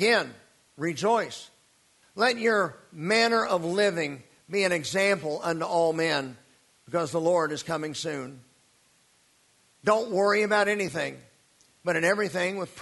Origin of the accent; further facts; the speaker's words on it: United States; growing up in the American church